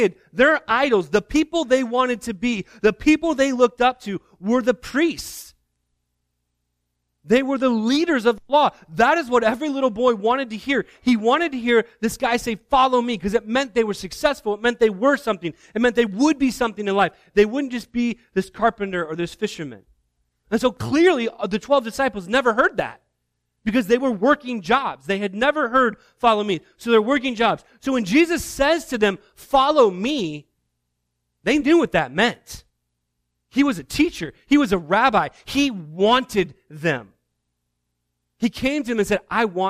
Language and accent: English; Indiana, United States; moved away; I grew up in Indiana